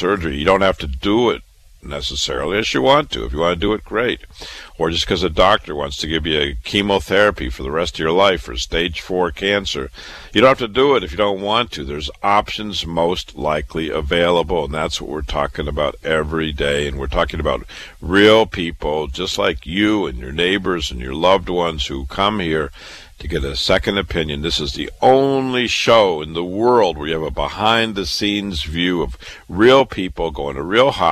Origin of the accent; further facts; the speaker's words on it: Waterloo, Iowa, United States; moved away as an adult; also born or lived in Chicago, Illinois / Boston, Massachusetts; now in New York City, United States; I was born and raised in Waterloo, Iowa